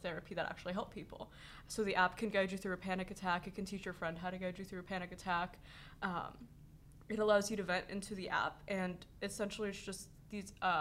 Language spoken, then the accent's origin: English; Los Angeles, California, United States; I'm 16 and I'm from Los Angeles, California